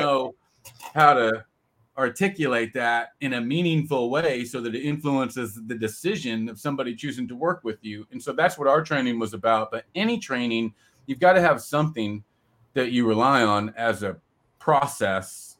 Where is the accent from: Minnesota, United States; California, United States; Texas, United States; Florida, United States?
California, United States; moved away; I grew up in California